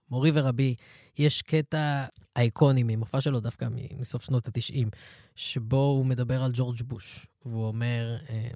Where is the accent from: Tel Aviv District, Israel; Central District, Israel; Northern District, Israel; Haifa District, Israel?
Central District, Israel; Ra'anana; אני אגיד לך את זה, אני גדלתי ברעננה.